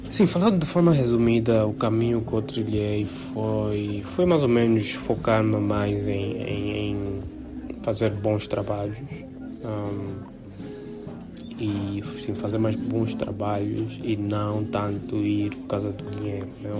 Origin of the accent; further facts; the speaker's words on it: South Africa; moved away as an adult; now in Angola; quando eu fiz sete anos uh, emigrei para a África do Sul um, e yeah, fiquei lá até fiquei lá 17 anos